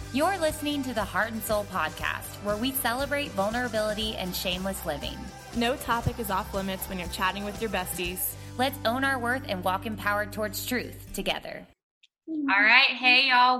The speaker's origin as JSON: {"language": "English", "town": "Plano", "region": "Texas", "country": "United States", "tie": "born or raised there", "said": "Rachel and I went to middle school and high school together. So we're both from Plano, Texas"}